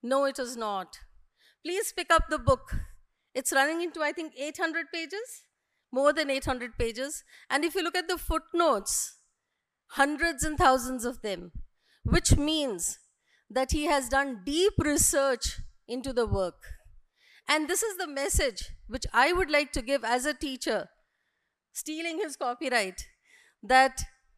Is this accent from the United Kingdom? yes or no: no; India; Just not because we are an Indian. It is not that just. We are Indians.